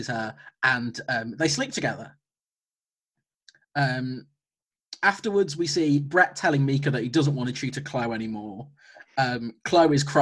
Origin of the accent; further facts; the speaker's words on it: Coventry, West Midlands, United Kingdom; I'm from Coventry